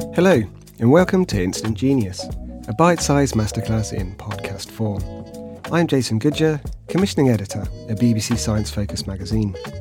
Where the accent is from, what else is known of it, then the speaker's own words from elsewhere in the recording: England, United Kingdom; as an Englishman